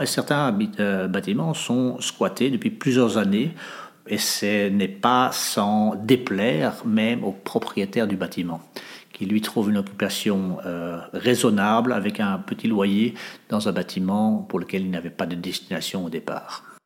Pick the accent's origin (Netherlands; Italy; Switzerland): Netherlands; moved away as an adult; also born or lived in Africa / Indonesia / France; now in Molenbeek, Belgium; j'ai grandi en Hollande